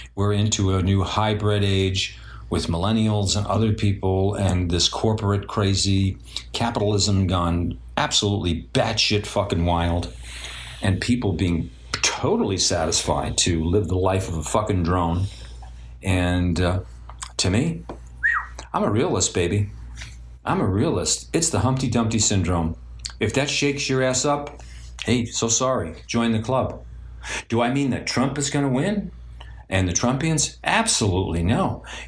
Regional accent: New York City, New York, United States; I grew up in Brooklyn with a bunch of Jewish people and everything else like that, and Italians

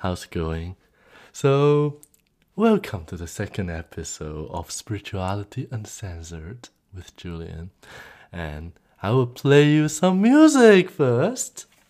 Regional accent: Hong Kong; moved away; I came from Hong Kong originally.

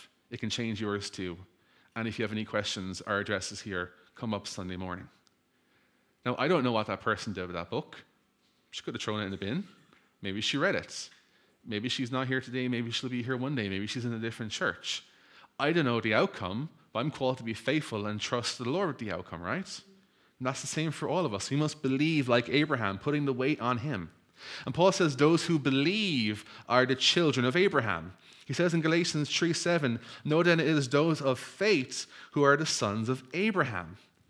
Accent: Ireland; I'm Irish. I have a Catholic background.

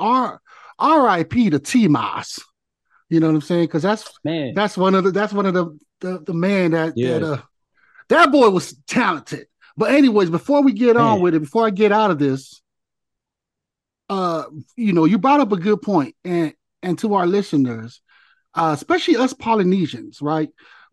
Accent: Samoa; moved away as an adult; also born or lived in Hawaii / San Francisco; when I came from Samoa, you know, I spent my high school and teens in the islands

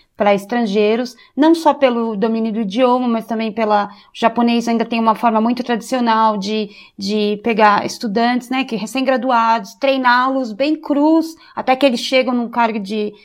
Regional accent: Brazil; moved away as an adult; also born or lived in Kyoto, Japan; now in Japan; ser brasileira

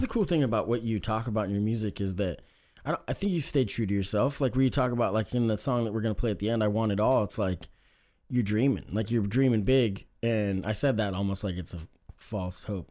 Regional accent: Oregon, United States; growing up in Oregon, I mean, it's no secret that it's not super diverse, right?

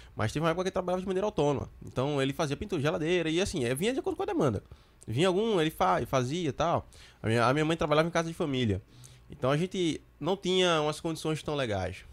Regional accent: Recife metropolitan region, Pernambuco, Brazil; Recife aqui, onde a gente mora, a gente é de Recife

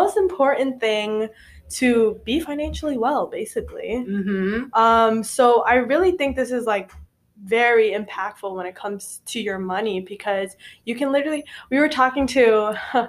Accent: Indonesia; now in United States; I'm from Indonesia

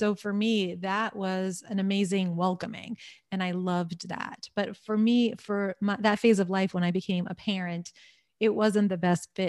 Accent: Long Island, New York, United States; also born or lived in Washington, D.C.; I grew up in New York on Long Island. I do not identify as a New Yorker

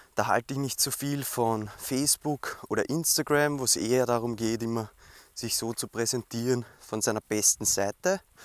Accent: Weinviertel, Lower Austria, Austria; bei uns im Weinviertel in Niederösterreich

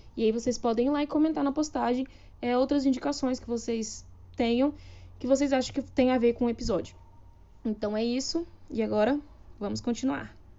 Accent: Curitiba, Paraná, Brazil; now in Goiânia, Brazil; sou curitibana, moro em Goiânia

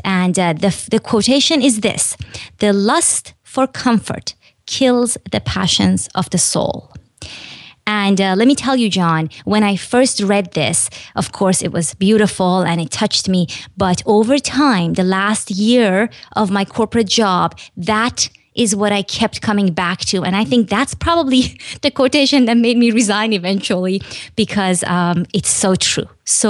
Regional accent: Iran; but I was born and raised in Iran, which is a country in the Middle East.

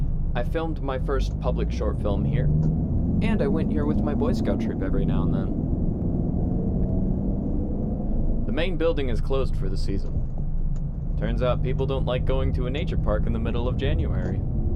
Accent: Sioux Falls, South Dakota, United States; I have been on a private trip back to my hometown of Sioux Falls, South Dakota.

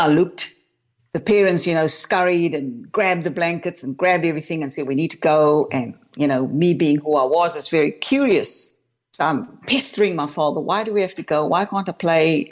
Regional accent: Cape Town, Western Cape, South Africa; I was born and raised in Cape Town, South Africa

